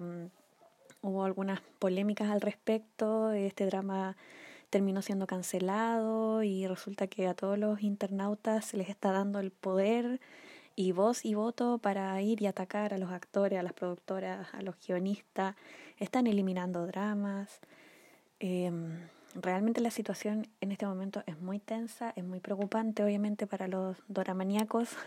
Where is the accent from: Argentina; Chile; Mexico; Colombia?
Chile; acá en Chile, en mi país